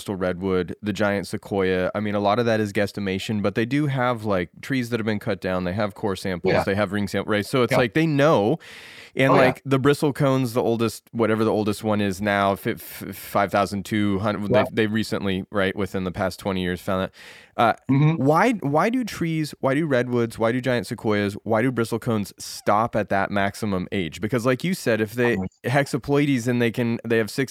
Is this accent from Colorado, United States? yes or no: yes; Colorado, United States; also born or lived in Glenwood Springs, Colorado; where I grew up in Colorado on the Continental Divide